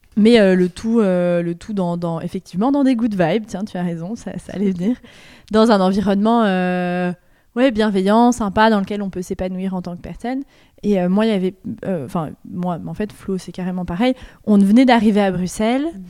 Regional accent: France; moved away as an adult; also born or lived in Liège, Belgium; je suis française

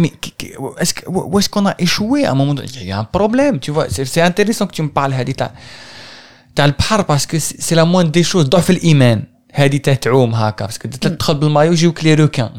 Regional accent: Algeria; moved away as an adult; now in France; je suis parti, j'ai quitté l'Algérie

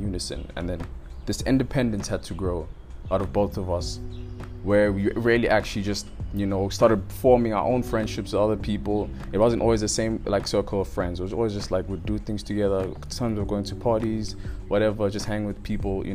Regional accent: Roodepoort, Gauteng, South Africa; also born or lived in Northcliff, Johannesburg; I was born in Flower Clinic

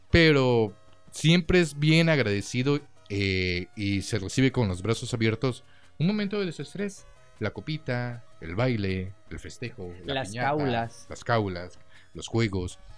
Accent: Mexico; como mexicanos no

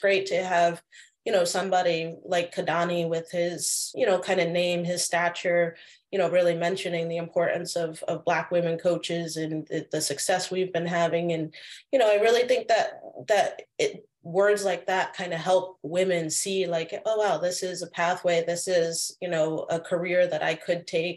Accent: Connecticut, United States; we grew up in Connecticut playing soccer

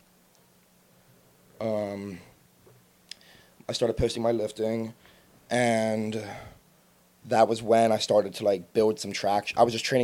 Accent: United States; I grew up in Westchester

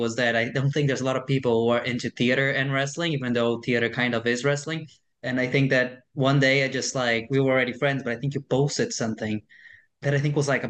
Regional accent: Brazil; moved away; I was raised in Brazil

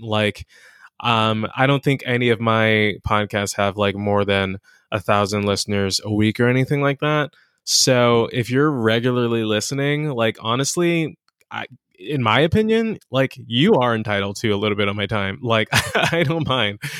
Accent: Inglewood, California, United States; also born or lived in Ladera Heights, Los Angeles; I'm from here. I'm from, um, I'm from Inglewood, um, but I'm from all over L

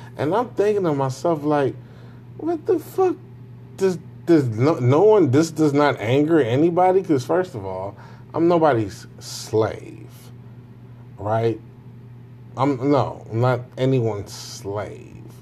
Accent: Jamaica; Me being a Jamaican

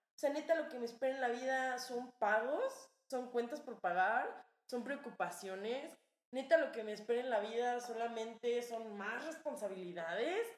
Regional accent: Cuernavaca, Morelos, Mexico; now in Mexico City, Mexico; de Cuernavaca

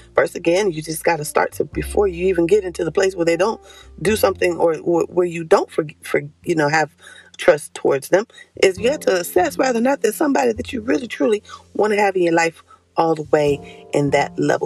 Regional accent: Concord, North Carolina, United States; I'm from Concord, but we up the street, three hours away

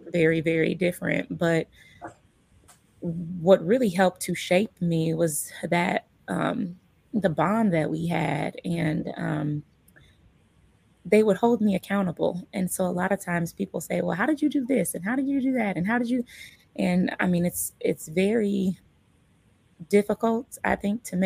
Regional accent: Omaha, Nebraska, United States; I was born in Omaha. I was raised in Omaha.

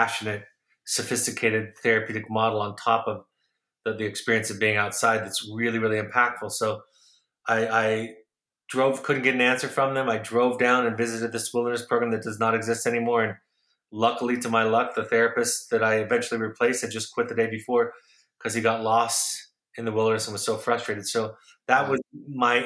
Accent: Los Angeles, California, United States; also born or lived in Orange County, California; I grew up in Southern California, Los Angeles and Orange County

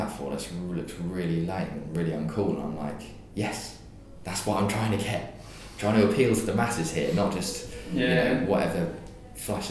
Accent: King's Lynn, East of England, United Kingdom; moved away; also born or lived in Hertfordshire; Norfolk's a county, I'm from King's Lynn. Born and bred.

